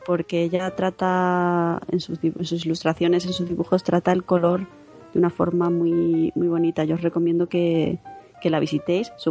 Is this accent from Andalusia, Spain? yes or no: no; Zaragoza, Aragon, Spain; Estamos eso, preparando presentaciones también en Granada, en Albacete, en mi tierra, en Zaragoza.